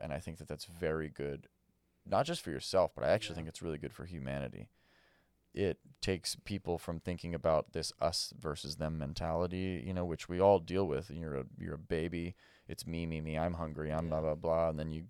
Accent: Malibu, California, United States; I grew up in Malibu, right?

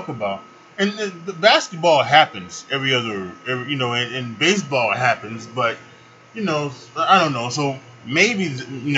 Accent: Chicago, Illinois, United States; also born or lived in Charlotte, North Carolina; now in Chicago, United States; leaving the city that I love and the city that I grew up in Chicago, and I'm going to be coming back home. I'm going to Charlotte to live with my mother and my stepfather.

